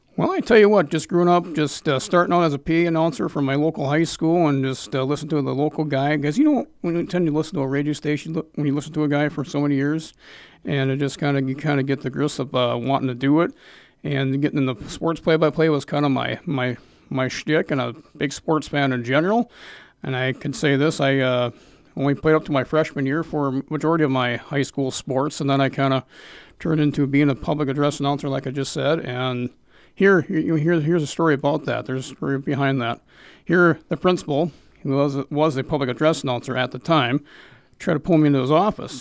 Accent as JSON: {"language": "English", "region": "North Dakota", "country": "United States", "moved": "as an adult", "said": "I come from North Dakota, south, eastern part of the state there"}